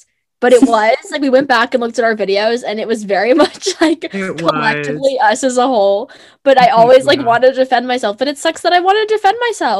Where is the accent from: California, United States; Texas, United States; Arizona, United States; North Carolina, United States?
North Carolina, United States; We're both from North Carolina.